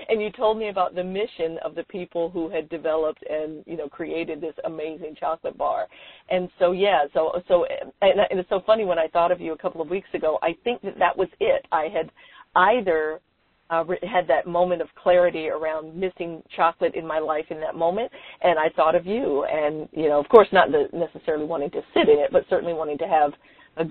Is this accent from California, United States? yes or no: yes; San Francisco, California, United States; I was born and raised in San Francisco